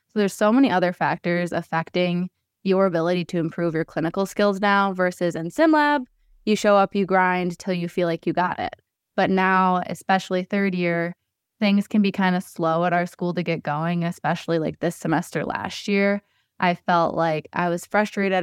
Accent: Detroit, Michigan, United States; also born or lived in Ann Arbor, Michigan / East Lansing, Michigan; I grew up in the Detroit area

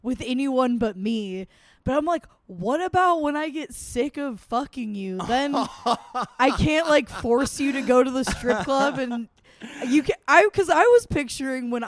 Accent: Emerald Triangle, Northern California, United States; moved away; also born or lived in San Francisco Bay Area; I am from Northern California. I claim the Bay because I lived there for a while, but I'm from like the Emerald

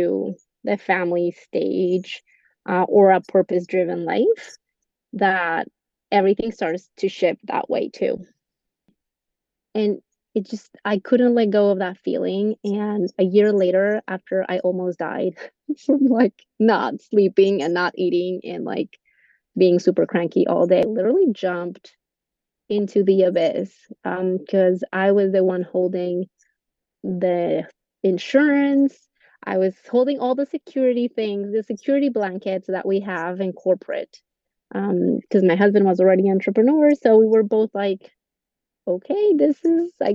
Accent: Colombia; English is a second language; moved away as an adult; also born or lived in Texas; now in United States; when I went to school back in Colombia, I went in Spanish, and when I got here, I had to relearn every term

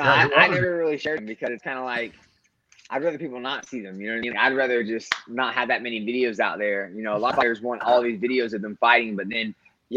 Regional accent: United States; I grew up in Polk County. I mean, I was an FFA. I was, you know, I raised animals and stuff. Like, I'm about as country as they come when it comes down to, like, how I was raised.

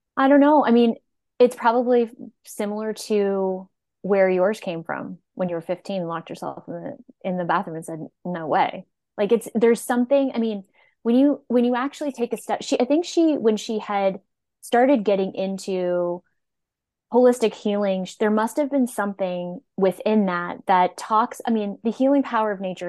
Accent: Nova Scotia, Canada; moved away as an adult; I'm from Nova Scotia, and I moved here to go to school and then never went home

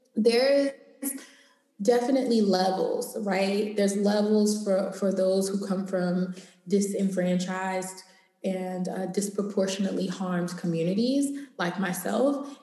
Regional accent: Los Angeles, California, United States; I'm from Los Angeles. I live here.

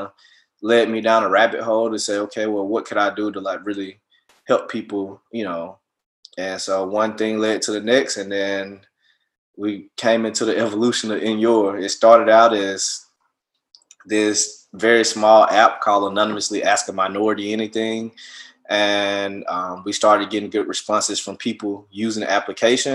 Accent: Montgomery, Alabama, United States; moved away as an adult; also born or lived in Miami, Florida; now in Seattle, United States; I'm from Montgomery, Alabama. I was, you know, born and raised there

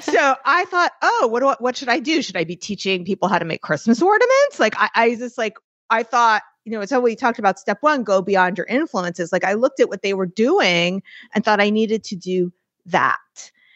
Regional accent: New York, United States; I'm New Yorker, I'm Jewish

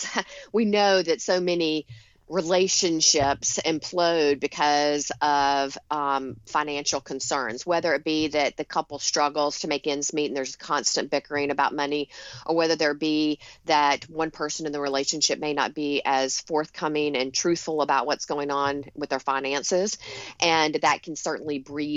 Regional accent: Rome, Georgia, United States; now in Long Island, New York, United States; my hometown in Rome, Georgia

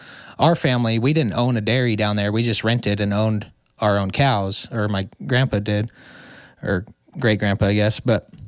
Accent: Los Angeles, California, United States; Imagine growing up in South LA in the 60s, 50s and 60s, where you've got Hollywood just up the street and everybody wasn't so woke then.

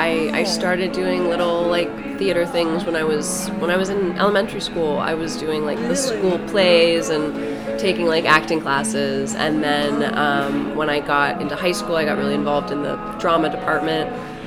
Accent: Cincinnati, Ohio, United States; also born or lived in New York; now in Los Angeles, United States; I grew up in Cincinnati, Ohio.

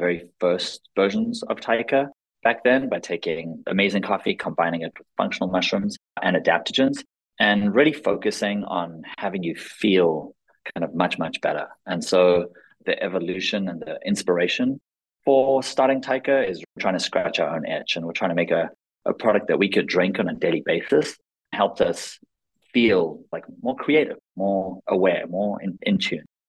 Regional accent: South Africa; also born or lived in Israel; now in United States; I was born in Israel, grew up in South Africa, moved to the States in 2002

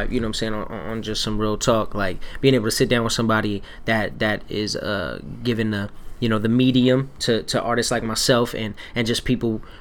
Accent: Portland, United States; I grew up in Portland

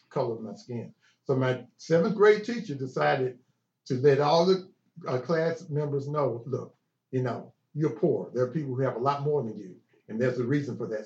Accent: Chattanooga, Tennessee, United States; born or raised there

